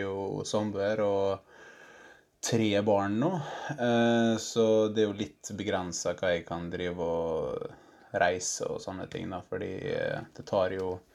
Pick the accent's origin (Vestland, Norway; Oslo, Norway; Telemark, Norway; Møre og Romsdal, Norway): Møre og Romsdal, Norway; Vassnes / Skorgen; moved away; jeg er fra Vassnes, eh, egentlig. Eller Skorgen